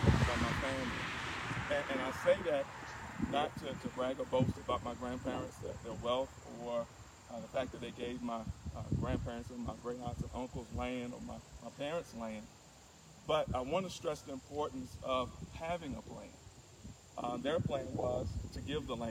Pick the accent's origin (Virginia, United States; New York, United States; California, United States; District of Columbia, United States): Virginia, United States; Martinsville; now in Richmond, United States; I'm actually coming to you live from my hometown of Martinsville, Virginia